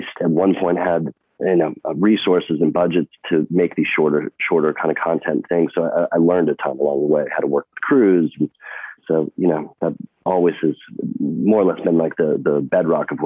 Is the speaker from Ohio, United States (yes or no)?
no; New York City, New York, United States; also born or lived in East Coast; I grew up in New York City and was kind of born and bred kind of up and down the East Coast